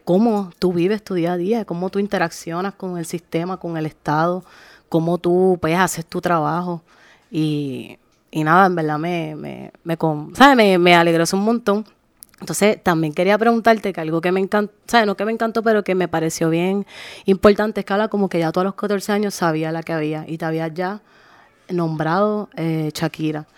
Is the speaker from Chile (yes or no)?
no; Arroyo, Puerto Rico; soy de Arroyo